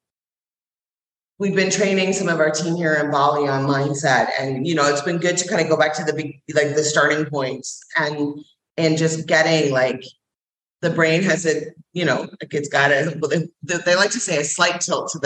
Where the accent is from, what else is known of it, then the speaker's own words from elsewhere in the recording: Scotland, United Kingdom; I'm a Scottish warrior princess.